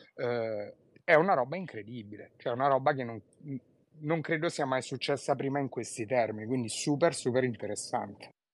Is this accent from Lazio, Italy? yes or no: yes; Rome, Lazio, Italy; da romano